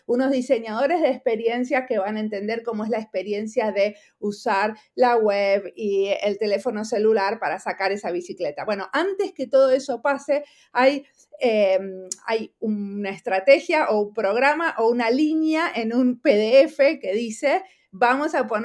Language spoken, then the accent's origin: Spanish; Argentina; now in Finland; hace 23 años que vivo en perdón, que vivo en Finlandia, soy argentina.